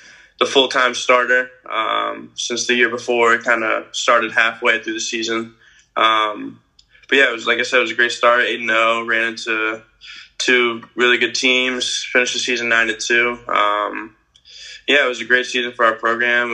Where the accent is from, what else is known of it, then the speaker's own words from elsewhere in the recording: Boynton Beach, Florida, United States; now in Miami Gardens, United States; I'm from Boynton Beach, which is 45 minutes north from St. Thomas.